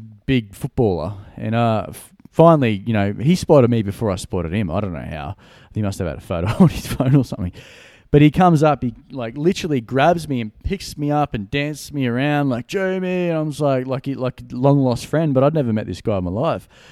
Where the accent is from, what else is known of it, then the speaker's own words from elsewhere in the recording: Gold Coast, Queensland, Australia; Brisbane is about an hour north from my hometown. I'm from the Gold Coast